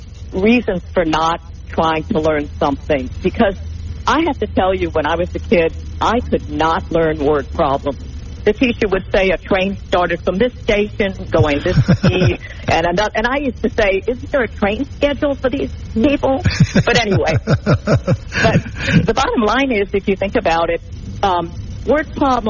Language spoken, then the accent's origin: English; New Orleans, Louisiana, United States; I come from New Orleans, and we have a concept called LANYAP